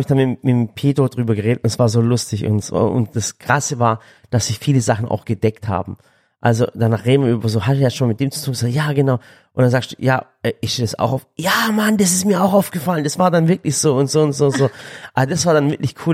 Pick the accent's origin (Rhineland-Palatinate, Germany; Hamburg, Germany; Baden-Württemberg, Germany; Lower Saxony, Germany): Baden-Württemberg, Germany; Balingen; das ist nicht weit weg von Balingen, da wo ich herkomme